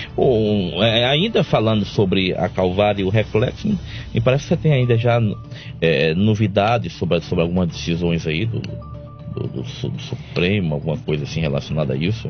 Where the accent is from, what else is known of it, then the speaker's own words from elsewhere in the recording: Cajazeiras, Paraíba, Brazil; eu sou de Cajazeiras